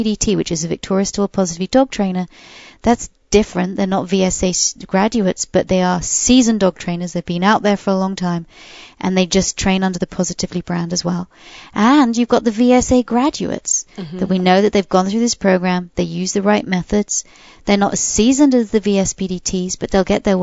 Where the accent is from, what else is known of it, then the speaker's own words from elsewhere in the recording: United Kingdom; I'm British.